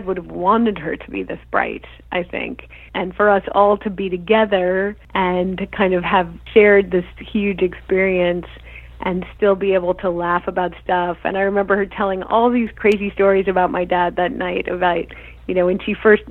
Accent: Albuquerque, New Mexico, United States; moved away as an adult; also born or lived in Los Angeles; I grew up in Tinkertown

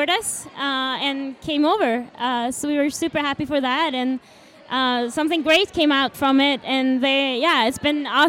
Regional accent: Sweden; moved away; I'm from Sweden from the beginning.

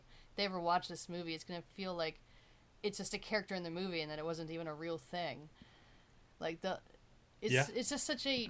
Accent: United States; me being a white woman, young white woman growing up in America

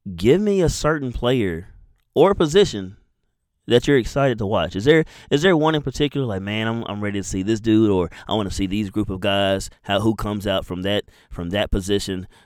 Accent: Madison, Alabama, United States; I'm from Madison, Alabama.

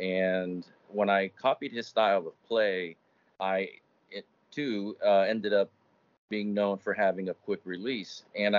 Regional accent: Miami, Florida, United States; also born or lived in Kansas; I grew up in Miami, Florida

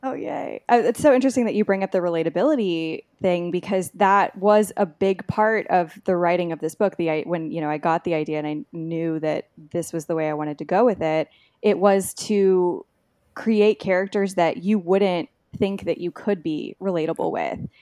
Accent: Texas, United States; I'm from Texas, and I grew up, um, you know, pretty close to Mexico

